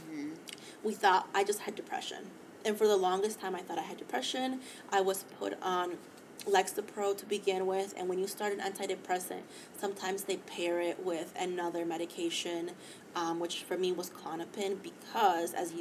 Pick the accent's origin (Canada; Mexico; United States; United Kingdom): Mexico; Mexico City; moved away; I took a trip down, to Mexico City, so my hometown, where I was born